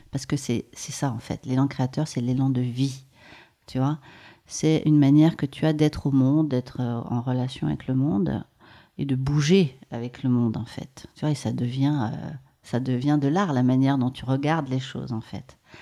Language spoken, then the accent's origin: French; Maurienne, Auvergne-Rhône-Alpes, France; J'ai grandi en Maurienne et je suis née dans les Hautes-Alpes